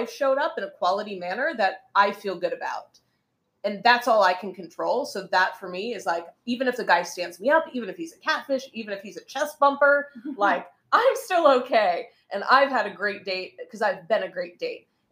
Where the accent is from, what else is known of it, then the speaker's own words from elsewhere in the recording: United States; now in Beijing, China; I'm American